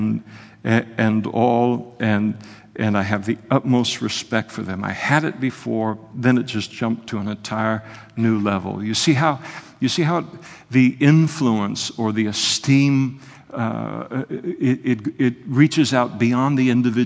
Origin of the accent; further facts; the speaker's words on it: Napa, California, United States; When I was a kid growing up in Napa